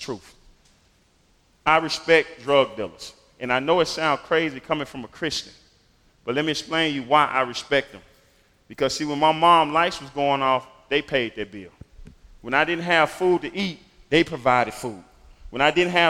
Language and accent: English; Memphis, Tennessee, United States; I grew up in Memphis in what most people would call the inner city or the hood, in a single-parent home